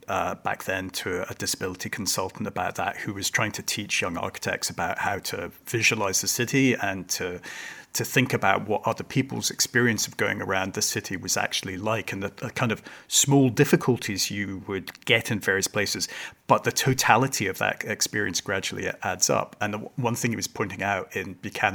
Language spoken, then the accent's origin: English; Hong Kong; now in Glasgow, United Kingdom; I was brought up in Hong Kong